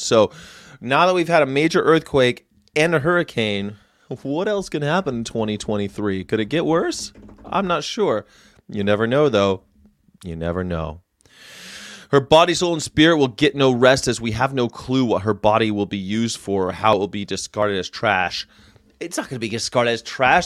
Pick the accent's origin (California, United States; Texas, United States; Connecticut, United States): California, United States; moved away as an adult; I grew up here. I grew up in California, but I've lived all over the world. I moved back here about five years ago